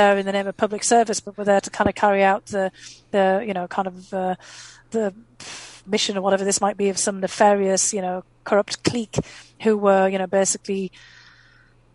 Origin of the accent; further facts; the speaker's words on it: North East England, United Kingdom; first language English; moved away as an adult; also born or lived in Boston / Maryland; now in United States; I left, you know, my hometown in the northeast of England because there was no opportunity there